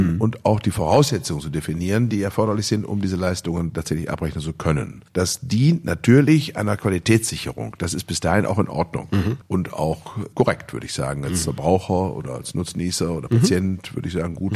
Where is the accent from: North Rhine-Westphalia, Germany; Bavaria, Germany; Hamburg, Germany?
North Rhine-Westphalia, Germany; Bielefeld; meiner Heimatstadt Bielefeld